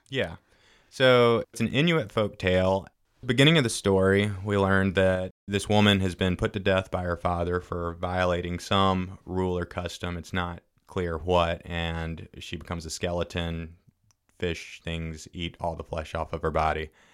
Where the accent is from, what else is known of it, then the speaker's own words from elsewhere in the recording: Fairhope, Alabama, United States; moved away; I grew up in Fairhope, moved away for a while.